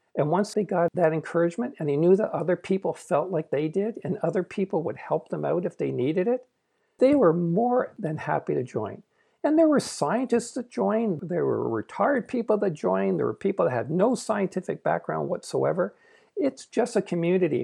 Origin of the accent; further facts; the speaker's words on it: Canada; I'm Canadian, I'm not American